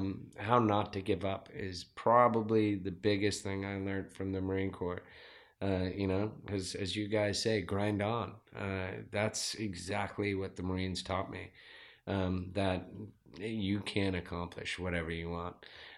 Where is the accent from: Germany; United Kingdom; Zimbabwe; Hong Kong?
Zimbabwe; now in Rancho Penasquitos, United States; All right, I'm originally from Zimbabwe. I am 42 years old. I have a two-year-old child. I'm married. I live in Rancho Penasquitos, and I am a serial entrepreneur. I moved to America back in 1989.